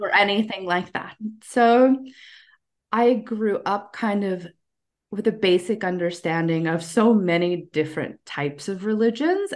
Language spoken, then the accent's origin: English; United States; moved away as an adult; also born or lived in Ecuador / Ukraine; I was born in the United States